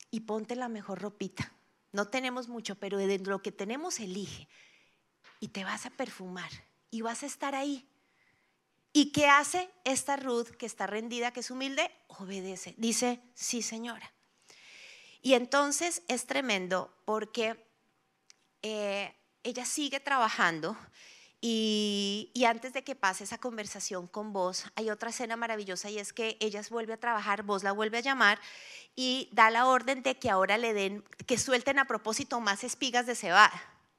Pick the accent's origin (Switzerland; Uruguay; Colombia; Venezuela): Colombia; Bogotá; como rolos tenemos